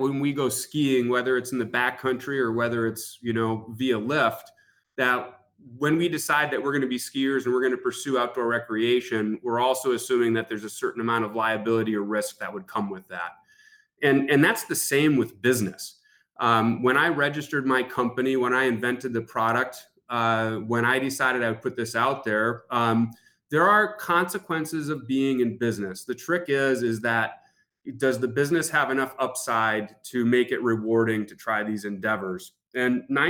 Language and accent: English; Marquette, Michigan, United States; I'm from Marquette, Michigan. We're in the Upper Peninsula